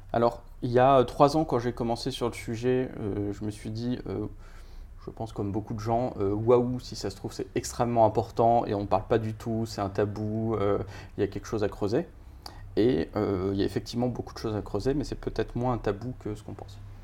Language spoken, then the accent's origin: French; Paris, Île-de-France, France; j'ai 40 ans, je suis parisien